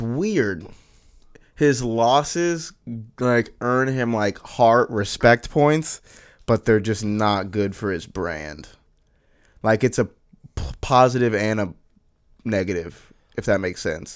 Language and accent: English; Florida, United States; we, we're from Florida, very southern state